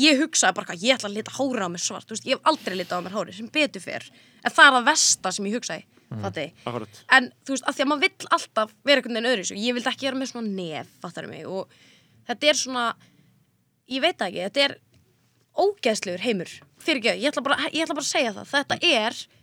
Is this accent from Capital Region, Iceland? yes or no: yes; Mosfellsbær, Capital Region, Iceland; also born or lived in Reykjavík; ég var alltaf upp í Mósó